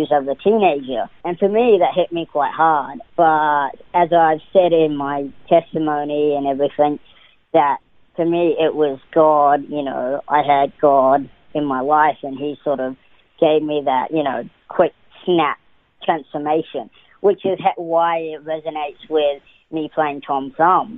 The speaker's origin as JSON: {"language": "English", "country": "New Zealand", "tie": "born or raised there", "also_born_or_lived": "Auckland, New Zealand", "said": "So I was born in Auckland, New Zealand, and I was raised in, all over New Zealand. I moved around quite a bit to about the age of 13."}